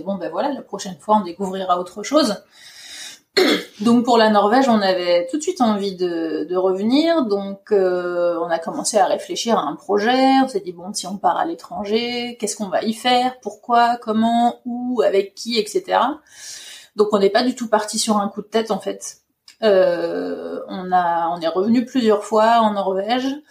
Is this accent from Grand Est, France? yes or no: yes; Ardennes, Grand Est, France; moved away as an adult; also born or lived in Paris, France; now in Norway; je suis originaire euh, des Ardennes